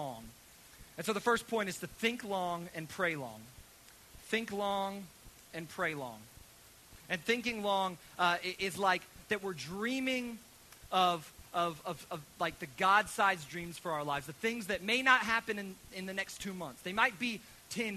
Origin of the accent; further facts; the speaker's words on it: United States; as American children